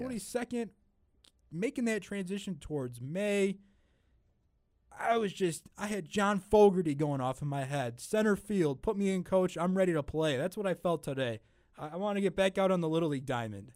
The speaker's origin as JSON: {"language": "English", "area": "just outside of Chicago", "region": "Illinois", "country": "United States", "tie": "born or raised there", "said": "I'm, I'm just outside of Chicago"}